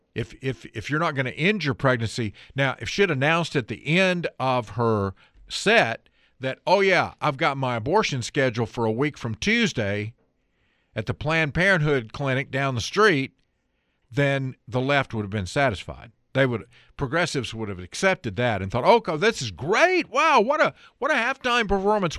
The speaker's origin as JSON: {"language": "English", "town": "Ellenboro", "region": "North Carolina", "country": "United States", "tie": "born or raised there", "also_born_or_lived": "Forest City, North Carolina", "said": "That's kinda like my hometown. Grew up in Ellenboro, but for a city was the, that's where I went to high school"}